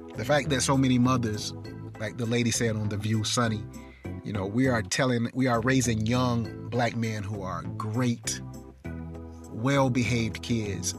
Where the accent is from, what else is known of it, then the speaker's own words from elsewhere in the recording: Darlington, South Carolina, United States; when I grew up in Darlington, South Carolina